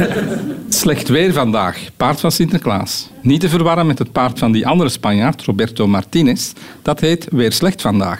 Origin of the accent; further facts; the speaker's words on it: Poort van de Kempen, Flanders, Belgium; ik ben van de Porterkempen